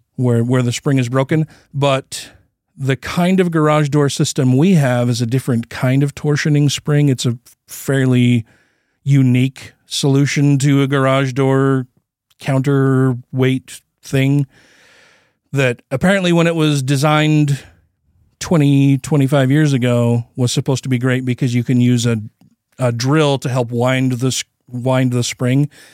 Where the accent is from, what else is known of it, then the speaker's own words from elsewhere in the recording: United States; I'm an American